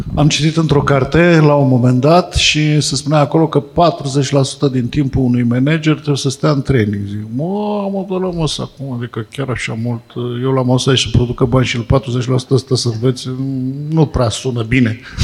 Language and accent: Romanian; Fitionești, Vrancea County, Romania; Fitionești este satul meu natal